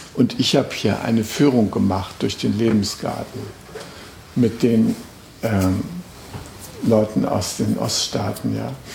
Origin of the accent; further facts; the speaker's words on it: Germany; als äh, Westdeutscher